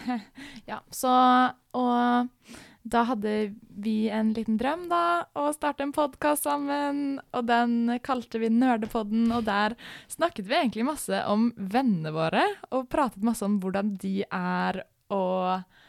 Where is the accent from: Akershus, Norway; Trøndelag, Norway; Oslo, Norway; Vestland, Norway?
Oslo, Norway; moved away as an adult; hele miljøet mitt er veldig liksom hjemme i Oslo